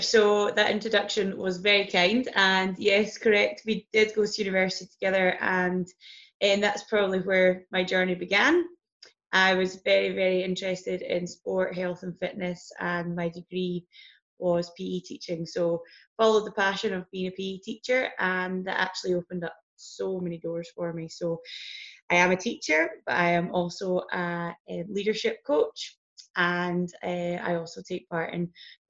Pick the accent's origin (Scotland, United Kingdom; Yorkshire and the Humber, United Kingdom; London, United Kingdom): Scotland, United Kingdom; Biggar; Little place called Bigger, ironically.